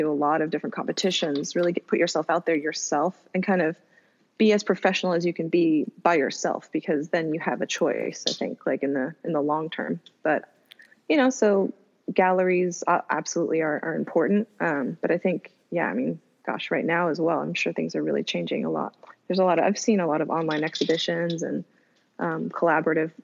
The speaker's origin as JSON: {"language": "English", "region": "Southern California", "country": "United States", "tie": "born or raised there", "also_born_or_lived": "Japan", "said": "Born in a California native, in NorCal, raised in SoCal."}